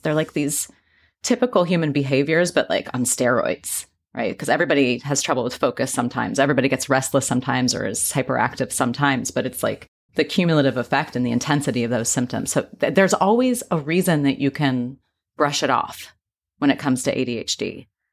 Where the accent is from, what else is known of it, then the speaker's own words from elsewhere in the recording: Midwest, United States; I grew up in the Midwest